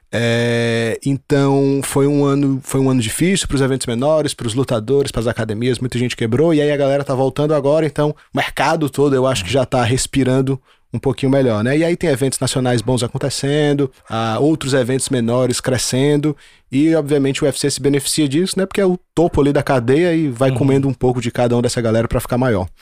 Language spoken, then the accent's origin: Portuguese; Brazil; Eu sou brasileiro